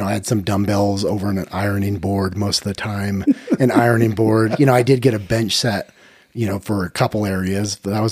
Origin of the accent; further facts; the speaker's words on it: Sandy, Utah, United States; I'm from Sandy, Utah